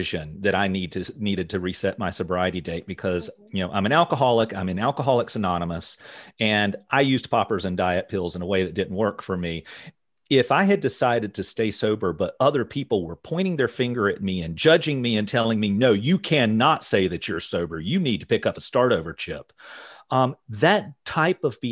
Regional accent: the South, United States; I grew up in the South

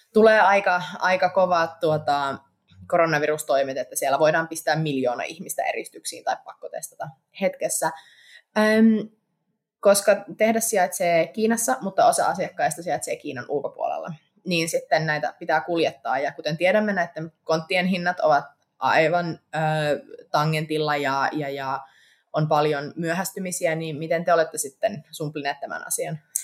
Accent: Eastern Finland, Finland; moved away; itsekin olen Itä-Suomesta

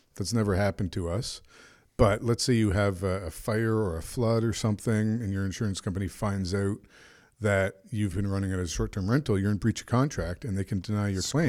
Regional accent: Canada; I'm a Canadian

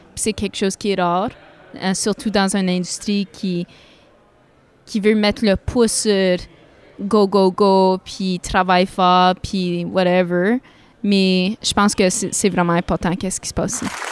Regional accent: Sudbury, Ontario, Canada; accent: northern Ontario; moved away as an adult; also born or lived in Toronto / Odanak; now in Ottawa Valley, Canada; ma famille vient d'Odanak mais euh, j'ai grandi à Sudbury.

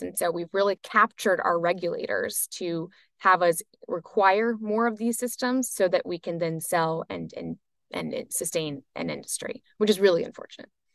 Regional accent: United States; I'm obviously American

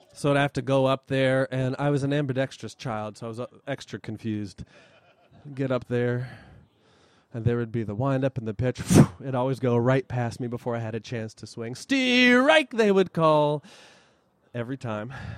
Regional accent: Huntington, West Virginia, United States; also born or lived in Wayne County, West Virginia; my hometown of Huntington, West Virginia

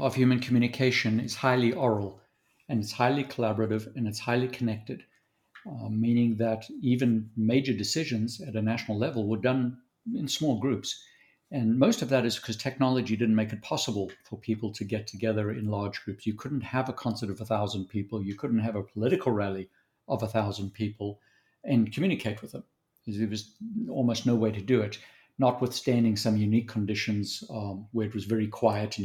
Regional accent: South Africa; accent: Southern African; moved away as an adult; also born or lived in Zambia; now in Dallas, United States; I was born in Zambia and then raised mostly in South Africa

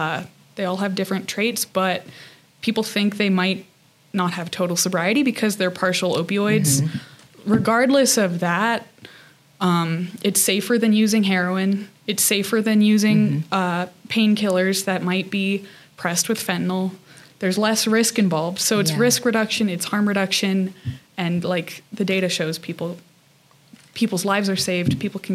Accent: New Mexico, United States; now in Salt Lake City, United States; New Mexico.

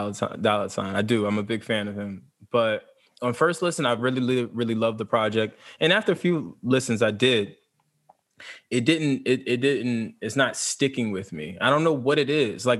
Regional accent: Jersey City, New Jersey, United States; I'm from Jersey City

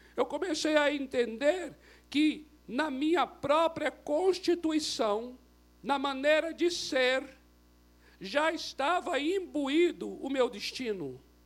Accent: Brazil; eu sou brasileiro, não por acidente

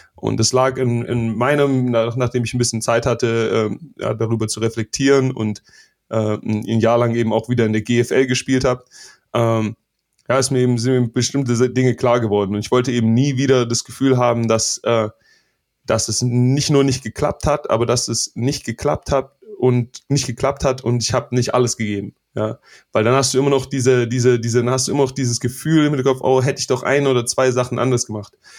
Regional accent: Stuttgart, Baden-Württemberg, Germany; now in United States; ich bin in, in Stuttgart zwar groß geworden

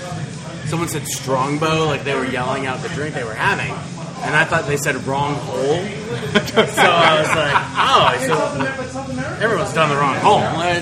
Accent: Ohio, United States

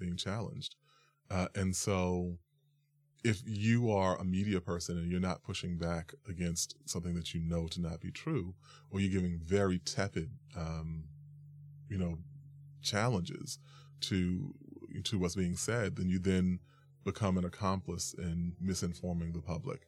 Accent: New York, United States; I was born and raised in New York

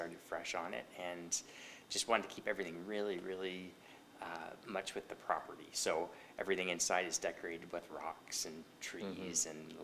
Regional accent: Trenton, Ontario, Canada; also born or lived in Ancaster / Toronto; now in Hastings County, Canada; I grew up in Trenton

